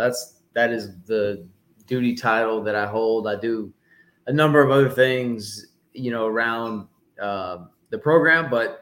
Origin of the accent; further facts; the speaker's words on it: Sharpsburg, Georgia, United States; moved away as an adult; I grew up in Georgia. It's Sharpsburg, Georgia is the name of the place. So it's a location about 45 minutes or so southwest of Atlanta. And that's where I grew up and I played my high school football.